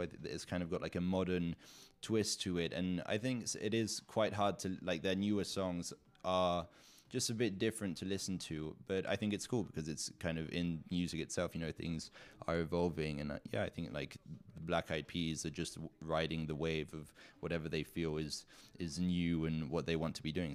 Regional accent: Zug, Switzerland; also born or lived in south of France; my hometown, Zug in Switzerland

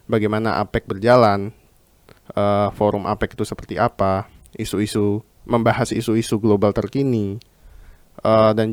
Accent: Jakarta, Indonesia; Saya dari angkatan 2020, uh, tepatnya dari prodi uh, International Program for Law and Syariah, IPOLS di bawah Fakultas Hukum. Saya uh, berasal dari Jakarta

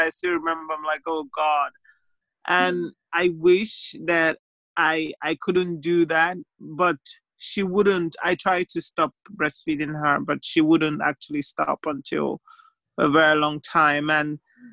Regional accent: Nigeria; now in Staffordshire, United Kingdom; I'm a Nigerian

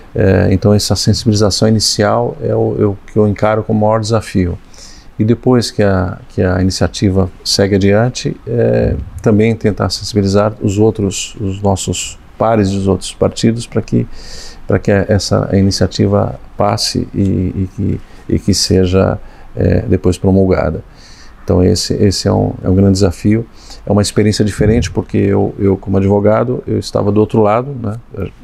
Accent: São Paulo, Brazil; Meu pai nos levava, primeiramente me levou na casa dos Açores, embora sendo é, é, madeirense. Depois ele me levou na, na, no, Arouca, São Paulo

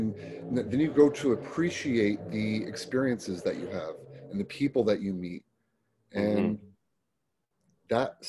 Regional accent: Florida, United States; also born or lived in California; I grew up in the Florida down by the Everglades.

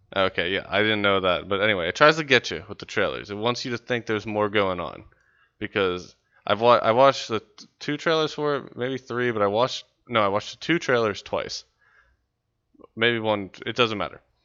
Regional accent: West Virginia, United States; I'm from West Virginia.

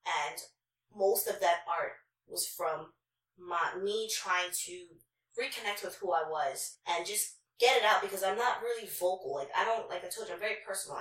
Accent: New York City, New York, United States; also born or lived in Long Island; I'm from Queens.

